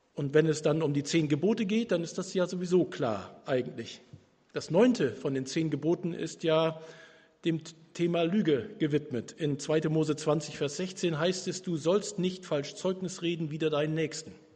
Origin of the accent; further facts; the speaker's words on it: Germany; Wir aus Deutschland